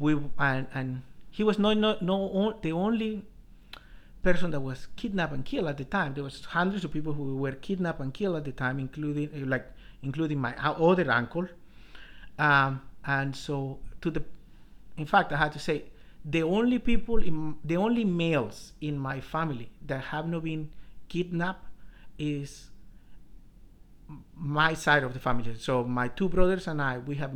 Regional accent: Colombia; moved away as an adult; also born or lived in Bogota, Colombia; now in San Diego, United States; I was born in Colombia. Funny enough, I was born in a ranch, and my dad was a rancher.

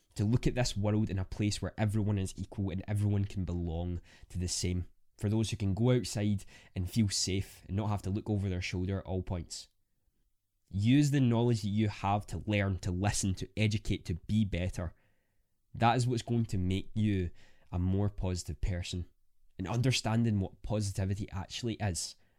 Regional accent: Scotland, United Kingdom; I'm a Scottish content creator

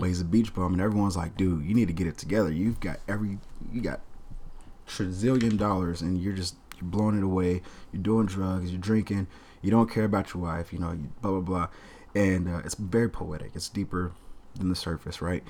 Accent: the South, United States; also born or lived in Kansas City, Missouri; I'm from the South, so everybody, everybody's business

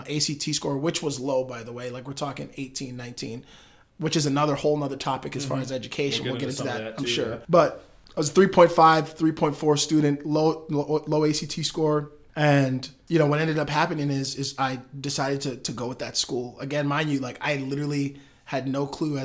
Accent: Madison, Wisconsin, United States; I'm from Madison, Wisconsin, born and raised

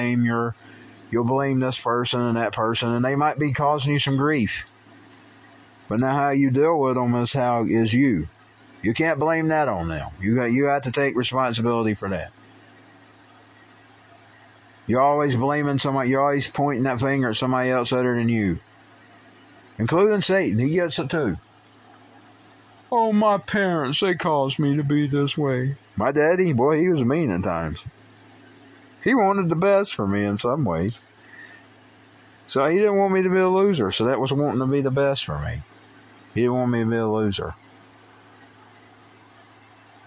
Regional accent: United States; as an American who believes in the Constitution

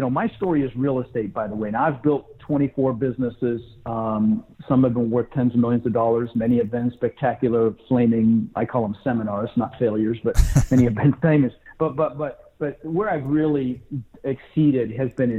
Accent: Denver, Colorado, United States; also born or lived in Netherlands; I was born in Holland, and we immigrated from the Netherlands and ended up in Denver, Colorado, where I lived for 30 years

